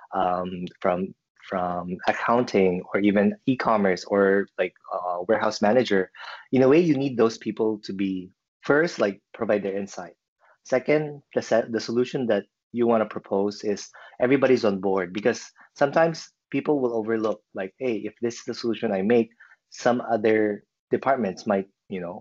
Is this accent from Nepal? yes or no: no; Philippines; moved away as an adult; also born or lived in China; now in Vancouver, Canada; I'm originally from the Philippines, but I moved to Canada back in 2014 with my family. And now I consider Vancouver as my home.